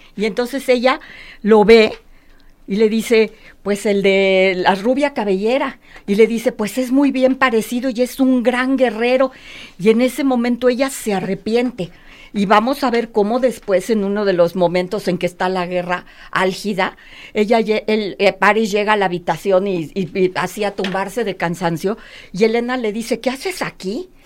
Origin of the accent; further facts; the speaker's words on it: Mexico City, Mexico; now in Guadalajara, Mexico; yo soy de México DF, nosotros somos de México DF